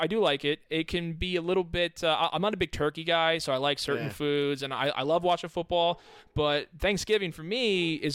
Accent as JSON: {"language": "English", "country": "United States", "said": "I love my country. I'm an American"}